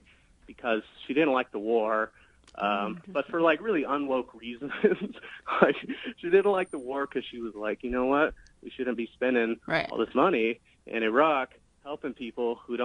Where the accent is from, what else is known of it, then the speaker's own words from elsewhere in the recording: Texas, United States; I grew up lower class in Texas